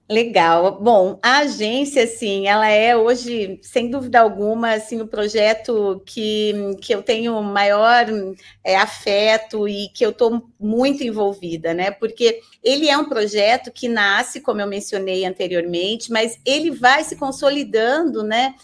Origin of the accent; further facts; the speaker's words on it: Londrina, Paraná, Brazil; now in Curitiba, Brazil; eu sou de Londrina, no, né, no norte do Paraná